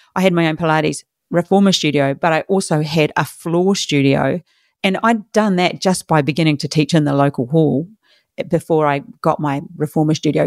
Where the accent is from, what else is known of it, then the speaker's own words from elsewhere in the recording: New Zealand; moved away as an adult; now in Australia; I'm from New Zealand, small country.